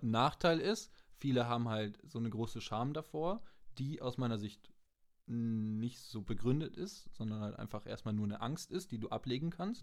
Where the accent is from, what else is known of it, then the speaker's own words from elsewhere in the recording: Germany; als Deutscher in einem anderen Land